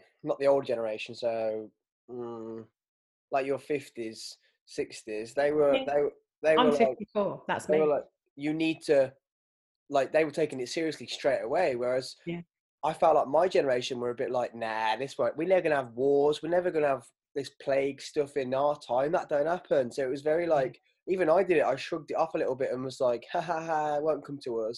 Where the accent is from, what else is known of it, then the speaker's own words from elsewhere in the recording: England, United Kingdom; as English people